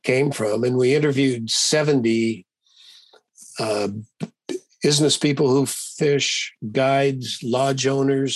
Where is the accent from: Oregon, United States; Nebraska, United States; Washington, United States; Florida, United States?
Oregon, United States; moved away; also born or lived in California / Massachusetts / Hawaii; I was born in Oregon. My family were fly fishers.